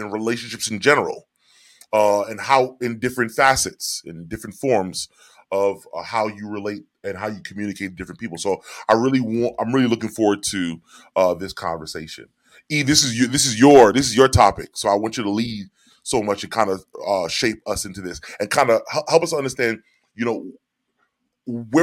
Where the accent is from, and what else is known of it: New York City, New York, United States; born or raised there; also born or lived in Orange, New Jersey